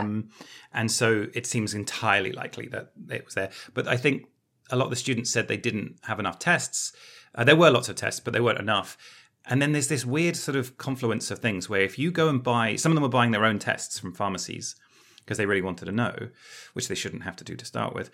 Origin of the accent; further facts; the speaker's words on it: United Kingdom; as a Brit